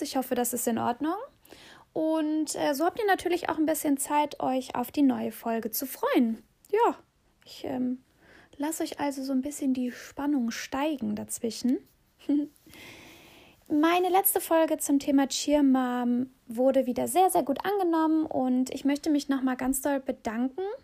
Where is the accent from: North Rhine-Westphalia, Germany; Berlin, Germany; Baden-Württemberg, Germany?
North Rhine-Westphalia, Germany; Aachen; nach Aachen kommen durfte, in meine Heimatstadt